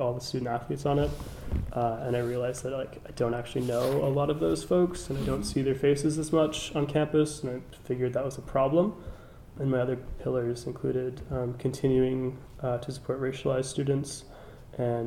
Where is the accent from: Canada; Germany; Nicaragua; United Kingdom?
Canada; Halifax, Nova Scotia; born and raised in Halifax, I came to King's in 2014-15